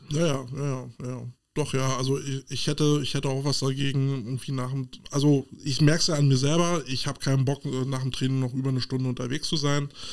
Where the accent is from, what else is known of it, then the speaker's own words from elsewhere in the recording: Berlin, Germany; so als Berliner